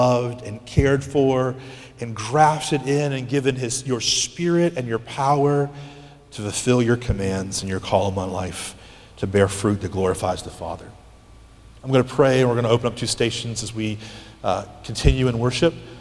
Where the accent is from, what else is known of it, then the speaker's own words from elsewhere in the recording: United States; As American Christians